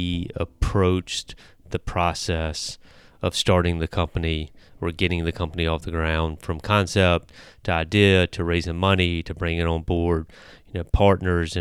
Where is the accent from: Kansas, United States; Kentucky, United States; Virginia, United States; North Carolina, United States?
North Carolina, United States; Eastern; I grew up in Eastern North Carolina